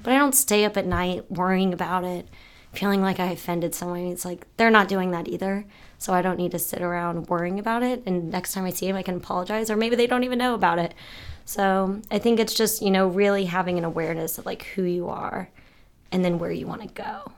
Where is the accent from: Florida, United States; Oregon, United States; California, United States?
Florida, United States; St. Petersburg; I'm from Saint Pete, Florida.